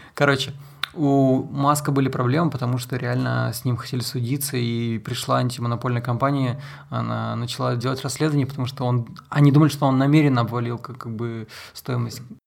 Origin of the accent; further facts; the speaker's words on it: Salekhard, Yamalo-Nenets Autonomous Okrug, Russia; в Салихарде, в моем родном городе